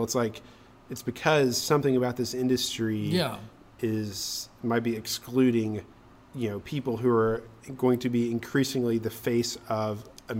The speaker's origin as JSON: {"language": "English", "town": "Powell", "region": "Tennessee", "country": "United States", "tie": "born or raised there"}